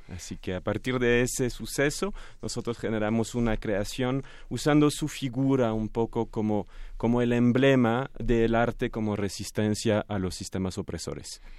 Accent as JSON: {"language": "Spanish", "country": "France", "said": "tres franceses, soy el más mexicano de los franceses"}